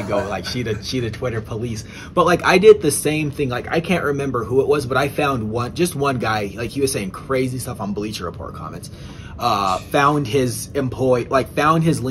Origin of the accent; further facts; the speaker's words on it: England, United Kingdom; born in England, I'm an English fan